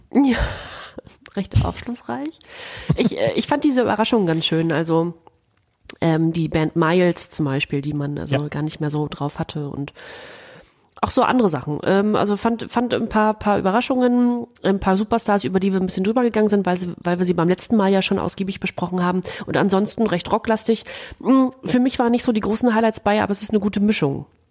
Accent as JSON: {"language": "German", "country": "Germany", "said": "wir beide als Deutsche"}